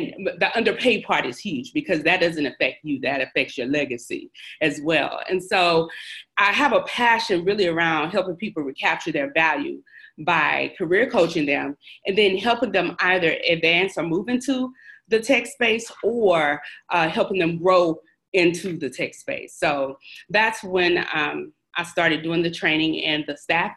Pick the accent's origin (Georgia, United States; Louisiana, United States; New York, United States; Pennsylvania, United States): Louisiana, United States; Shreveport; I am originally from Shreveport, Louisiana